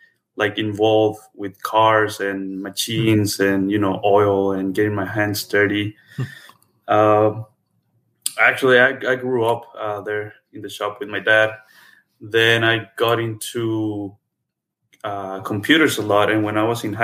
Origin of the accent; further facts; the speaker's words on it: Acatic, Jalisco, Mexico; moved away as an adult; also born or lived in Guadalajara, Mexico / Atlanta, United States / Dallas, United States; now in United States; I was born and raised in Mexico